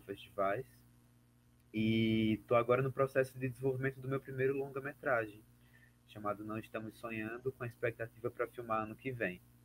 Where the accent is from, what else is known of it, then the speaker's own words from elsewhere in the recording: Alagoas, Brazil; also born or lived in Cachoeira, Bahia; sou alagoano, vivo e trabalho em Alagoas